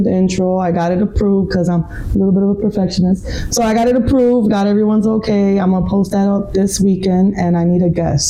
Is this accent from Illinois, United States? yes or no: yes; Chicago, Illinois, United States; I am a mommy, born and raised in Chicago.